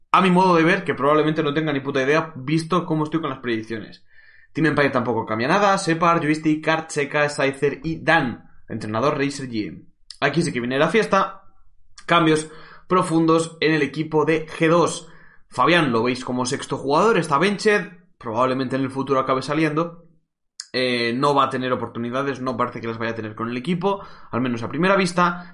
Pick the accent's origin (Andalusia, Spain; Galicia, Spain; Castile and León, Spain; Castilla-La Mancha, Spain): Castilla-La Mancha, Spain; Cuenca; soy de Cuenca